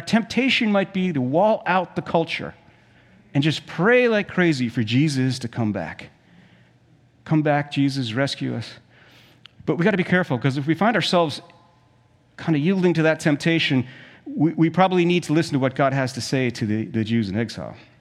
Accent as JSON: {"language": "English", "country": "South Africa", "tie": "born or raised there", "moved": "yes", "said": "When I was a kid, we, we grew up in South Africa"}